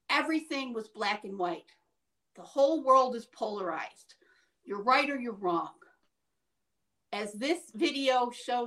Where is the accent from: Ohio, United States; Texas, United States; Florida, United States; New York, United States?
New York, United States; Syracuse; This is my backyard. This is my hometown. This is where I live.